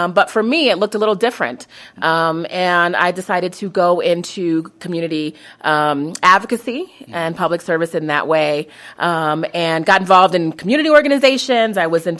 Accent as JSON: {"language": "English", "region": "Colorado", "country": "United States", "tie": "born or raised there", "said": "I'm not originally from Colorado, but Colorado has always been my home."}